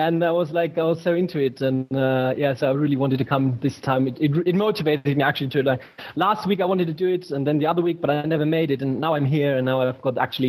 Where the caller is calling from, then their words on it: Germany; Yeah, so I'm calling from Germany. Hello from Germany.